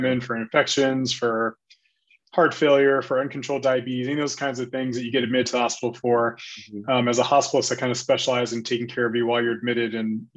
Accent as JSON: {"language": "English", "region": "California", "country": "United States", "also_born_or_lived": "New York / Washington, D.C.", "moved": "as an adult", "lives_now": "Philadelphia, United States", "said": "So I'm originally from California. I came to the East Coast for undergrad."}